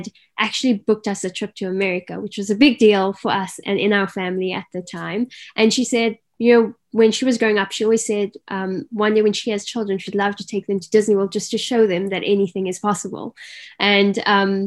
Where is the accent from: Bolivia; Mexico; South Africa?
South Africa; Cape Town, Western Cape; also born or lived in Garden Route; So growing up, I grew up in Cape Town City. But by the age of 10, my family decided that a change is due.